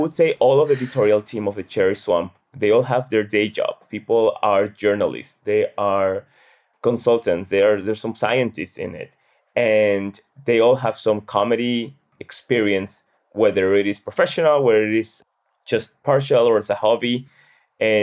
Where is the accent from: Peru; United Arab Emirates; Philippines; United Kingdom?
Peru; now in Washington, D.C., United States; I'm originally from Peru.